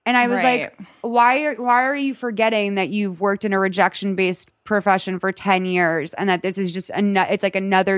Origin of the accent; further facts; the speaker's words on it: Lexington, Massachusetts, United States; Lexington, Massachusetts.